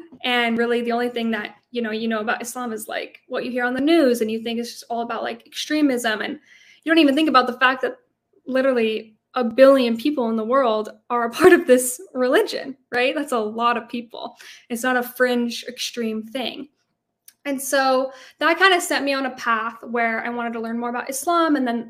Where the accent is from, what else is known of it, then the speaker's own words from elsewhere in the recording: Idaho, United States; I had never met a Muslim before. I'm from Idaho. I'm pretty sure there's nobody there that's Muslim.